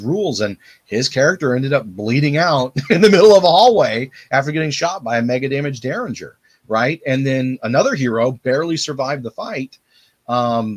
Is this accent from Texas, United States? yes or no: yes; Texas, United States; I'm from Texas